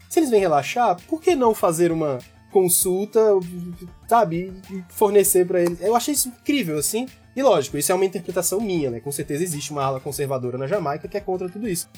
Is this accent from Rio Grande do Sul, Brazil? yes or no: no; Gama, Federal District, Brazil; moved away as an adult; also born or lived in New York, United States; estou neste momento no Gama, Distrito Federal, onde eu nasci e cresci